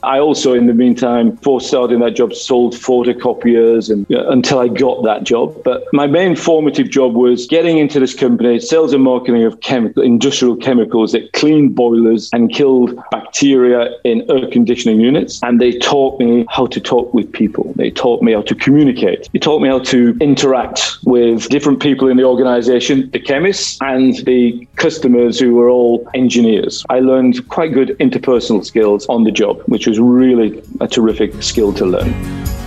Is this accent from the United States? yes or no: no; Wigan, North West England, United Kingdom; moved away; My childhood was it's from a place called Wigan, which is in between Manchester in the UK and Liverpool